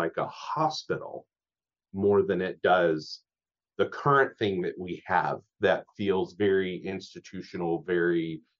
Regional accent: Louisiana, United States; now in Whatcom County, United States; I'm originally from Louisiana

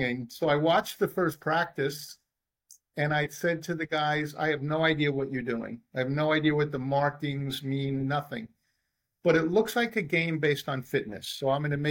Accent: New York City, New York, United States; I was born in the Bronx

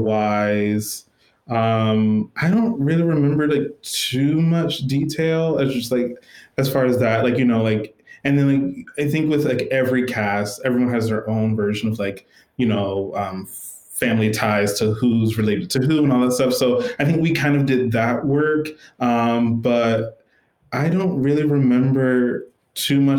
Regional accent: Smithfield, Virginia, United States; I said, it's a really small town called Smithfield, Virginia

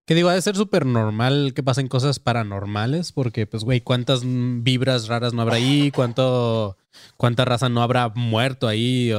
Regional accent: Tijuana, Baja California, Mexico; Panzón y yo somos de Tijuana

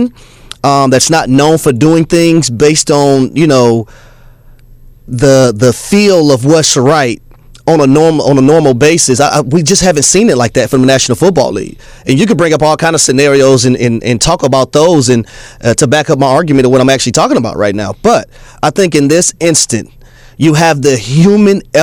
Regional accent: the South, United States; I'm from the South

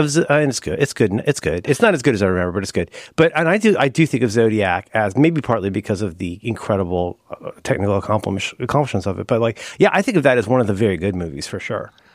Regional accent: Ohio, United States; I'm from Ohio

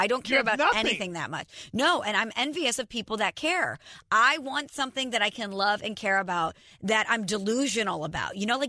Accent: St. Louis, Missouri, United States; I come from St. Louis.

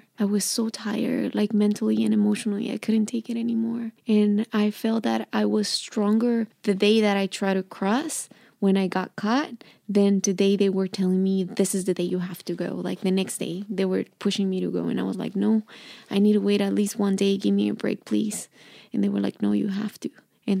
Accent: Mexico; English is a second language; And I was like, I'm from Mexico.

